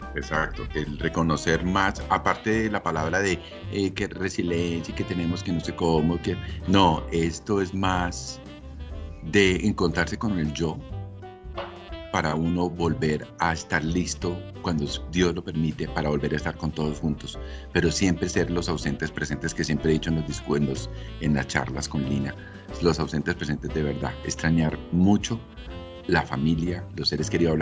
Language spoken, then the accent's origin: Spanish; Ibagué, Tolima, Colombia; moved away; yo soy de Ibagué, de la ciudad musical de Colombia. Mis padres son de Ibagué también.